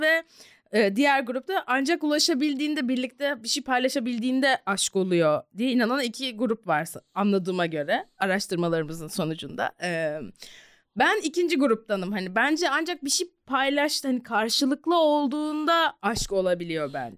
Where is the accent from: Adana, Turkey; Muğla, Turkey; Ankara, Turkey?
Ankara, Turkey; çocukluğumu burada geçirdim ama Ankara'da bayağı fanusta büyüdüm